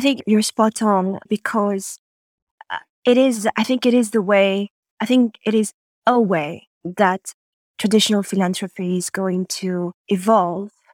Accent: Montreal, Quebec, Canada; moved away as an adult; also born or lived in Madagascar / Paris, France; I grew up in Canada and, and lived there from the age of five to, to twenty

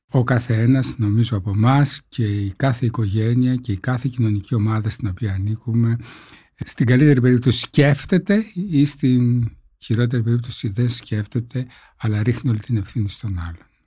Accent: northern Greece, Greece; είμαι από τη Βόρεια Ελλάδα

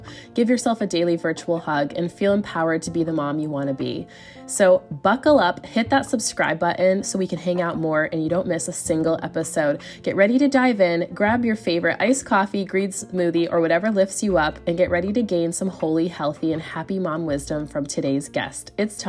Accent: United States; moved away as an adult; now in Europe; I'm also an American mama raising a family in Europe with my amazing Belgian husband.

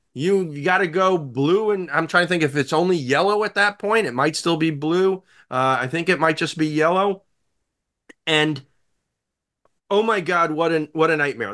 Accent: New York, United States; as a New Yorker

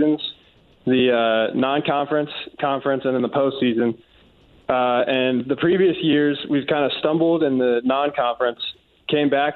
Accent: Cincinnati, Ohio, United States; moved away; I'm from Cincinnati

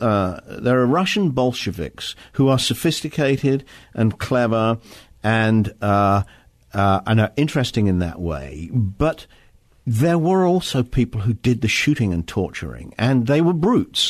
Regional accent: Wales, United Kingdom; I come from Wales

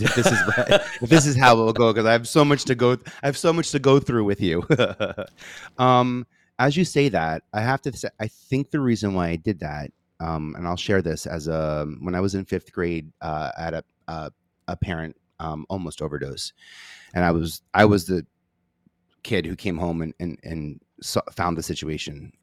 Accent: New York City, New York, United States; I'm from Staten Island. I feel like I have an accent.

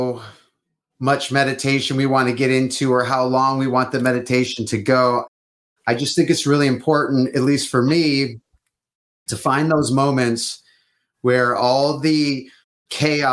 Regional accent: Detroit, Michigan, United States; I'm from Detroit

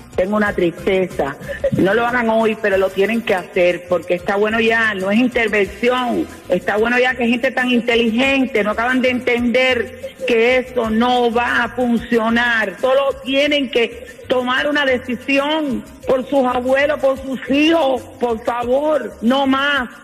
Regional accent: Pinar del Río, Cuba; moved away; yo soy de Pinas Río

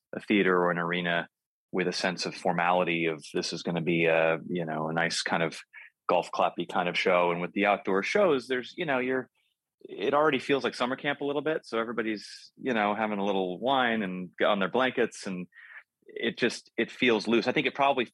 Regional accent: Los Angeles, California, United States; my hometown of Los Angeles

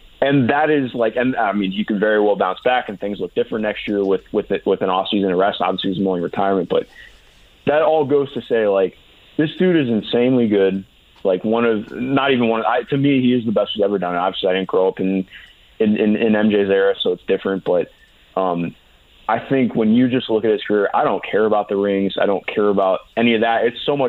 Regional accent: Cleveland, Ohio, United States; I grew up in Cleveland, just outside Cleveland

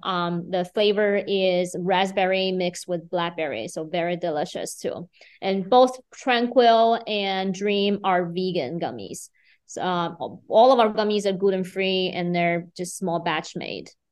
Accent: Beijing, China; moved away as an adult; now in Fargo, United States; I'm originally from China, Beijing. I, uh, moved to Fargo in two thousand nine after I turned thirty.

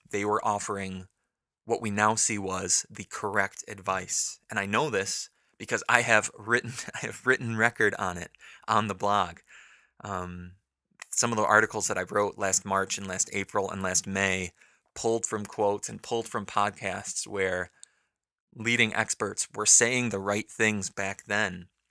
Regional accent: United States

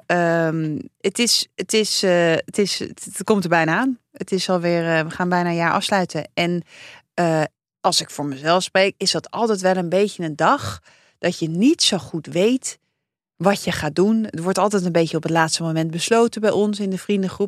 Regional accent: Amsterdam, North Holland, Netherlands; ik ben opgegroeid in de Jordaan.

